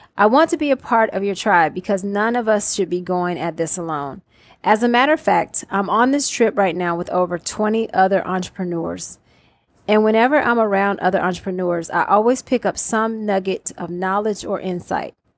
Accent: Atlanta, Georgia, United States; I am from Atlanta, Georgia, also known as Hot Atlanta

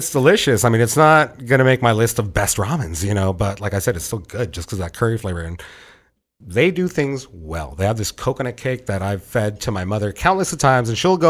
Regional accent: Santa Ana, California, United States; I'm from Santa Ana. Dude, born and raised in Santa Ana. Born and raised in Santa Ana.

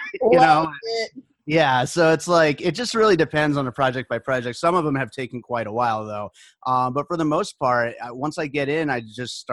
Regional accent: Pennsylvania, United States; moved away as an adult; also born or lived in New York; now in Las Vegas, United States; we moved here to Las Vegas the year after I graduated high school. I grew up in Pennsylvania. I was born in New York

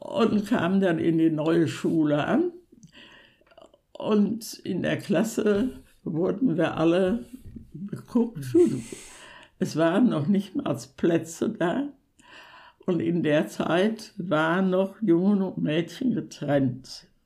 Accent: Sauerland, North Rhine-Westphalia, Germany; ich bin 1930 im Sauerland geboren.

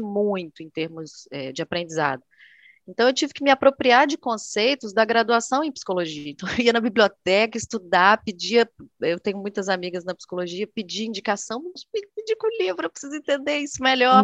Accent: Vitória, Espírito Santo, Brazil; moved away as an adult; also born or lived in Buenos Aires; now in Rio de Janeiro, Brazil; eu sou do Espírito Santo, né? Eu sou natural de Vitória.

